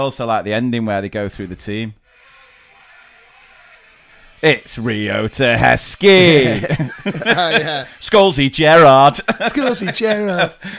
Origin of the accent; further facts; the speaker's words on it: England, United Kingdom; We're from England.